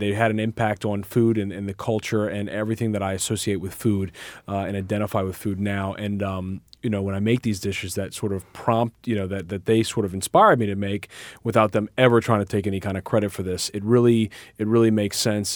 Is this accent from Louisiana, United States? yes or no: yes; New Orleans, Louisiana, United States; I grew up in New Orleans with a company called Hubigs Pies